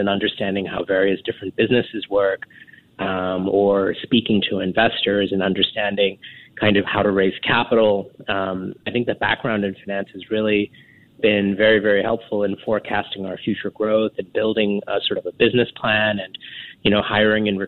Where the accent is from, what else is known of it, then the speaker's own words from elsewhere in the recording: New York City, New York, United States; moved away as an adult; now in Singapore; I grew up in New York City